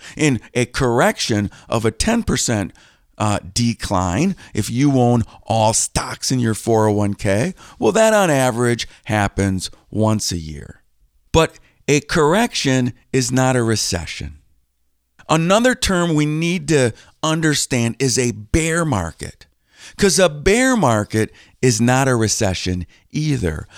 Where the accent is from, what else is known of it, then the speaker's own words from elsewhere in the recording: Green Bay, Wisconsin, United States; I grew up just a few minutes from Lambeau Field